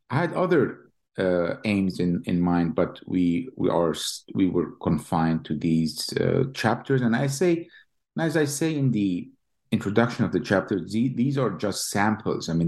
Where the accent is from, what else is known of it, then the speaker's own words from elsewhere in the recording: Jerusalem, Palestine; moved away as an adult; now in Lincoln, United States; I was born and raised in East Jerusalem. Uh, graduated from the Hebrew University and came to Columbia, got my PhD, and then went to MIT for two years